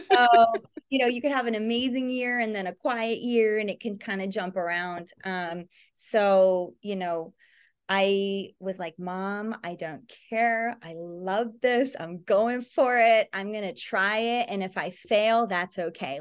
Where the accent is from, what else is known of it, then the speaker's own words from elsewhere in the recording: Toronto, Ontario, Canada; now in Los Angeles, United States; I grew up in Toronto